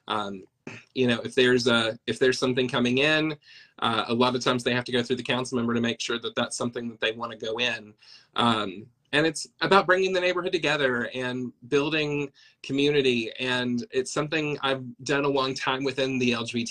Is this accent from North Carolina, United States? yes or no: no; Fentress County, north of Cookeville, Tennessee, United States; moved away as an adult; now in Nashville, United States; I grew up in Fentress County, north of Cookeville, and I've been in Nashville ever since I was in my early 20s.